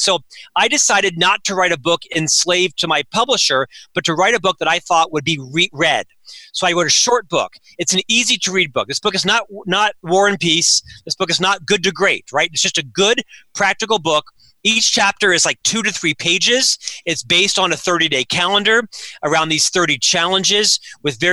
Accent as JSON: {"language": "English", "town": "Winter Park", "region": "Florida", "country": "United States", "tie": "born or raised there", "said": "I was born and raised in Winter Park, Florida, a suburb of Orlando."}